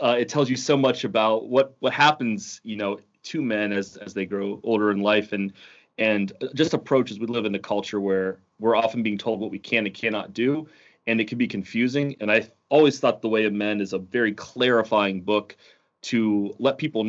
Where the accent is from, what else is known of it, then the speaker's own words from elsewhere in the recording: Ohio, United States; And I'm coming from Ohio, where, you know, the biggest mountain is probably some like pothole in the road that he's paved over.